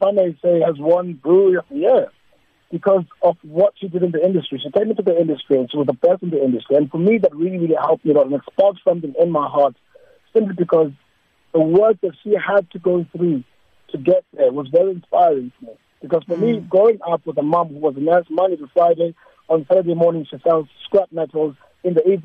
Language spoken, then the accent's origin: English; London, United Kingdom; now in South Africa; I grew up in London. I spent most of my life in London.